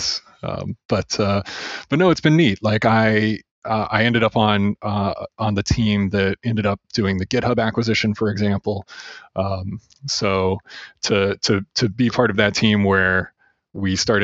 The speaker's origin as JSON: {"language": "English", "town": "Champaign", "region": "Illinois", "country": "United States", "tie": "born or raised there", "said": "I kept getting new jobs in my hometown, and eventually one of the companies that I worked for, like that was like a 5-person company in this cornfield in Champaign, Illinois"}